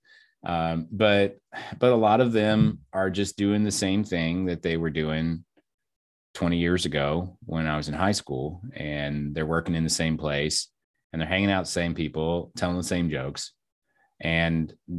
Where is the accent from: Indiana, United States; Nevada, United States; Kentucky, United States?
Kentucky, United States; now in Texas, United States; We're from Kentucky, and I was able to drop the accent. She was not.